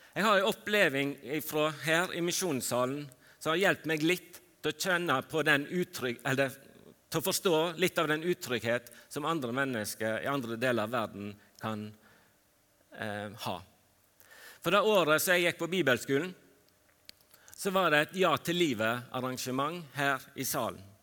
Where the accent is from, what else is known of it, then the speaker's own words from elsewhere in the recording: Fitjar, Vestland, Norway; Jeg vokste opp på Fitjar på Stord